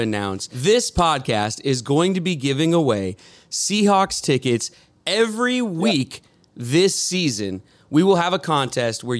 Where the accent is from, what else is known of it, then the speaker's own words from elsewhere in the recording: Edmonds, Washington, United States; I'm a guy from Edmonds who used to be on MTV.